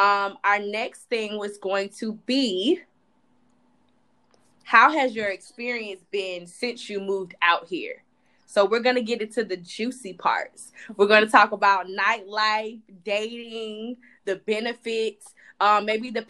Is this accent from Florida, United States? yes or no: yes; Palm Beach, Florida, United States; moved away as an adult; now in United Arab Emirates; Before I moved, I lived at home with, you know, with my parents, which I am not ashamed of. My house had more than enough bedrooms to accommodate myself without being bothered on a day-to-day basis. And it saved me money. And I'm from Palm Beach.